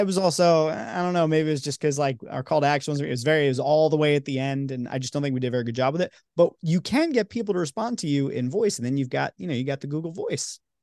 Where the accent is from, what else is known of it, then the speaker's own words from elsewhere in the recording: New York, United States; moved away; I'm from New York